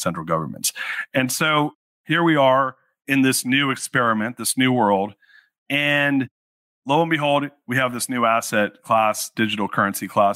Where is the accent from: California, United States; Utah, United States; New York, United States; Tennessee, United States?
California, United States; Orange County; I grew up in Orange County, so I'm a fellow Southern Californian